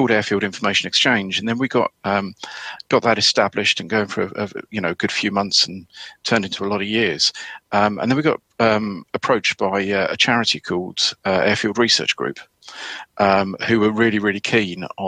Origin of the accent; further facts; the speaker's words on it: Sussex, South East England, United Kingdom; moved away as an adult; also born or lived in Norfolk-Suffolk border; I grew up in Sussex, in the southeast of England